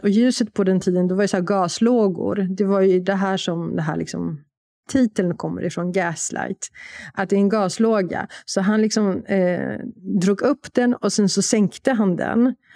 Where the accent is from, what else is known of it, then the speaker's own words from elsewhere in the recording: Warsaw, Masovian Voivodeship, Poland; moved away; Jag är från Warszawa